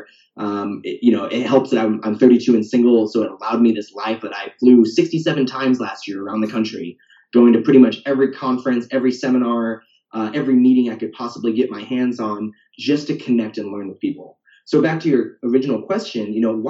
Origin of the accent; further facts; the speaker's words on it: the Northwest, Pacific Northwest, United States; moved away as an adult; also born or lived in Portland; now in Austin, United States; I'm from the Northwest. I went to college in the Northwest. I've never left.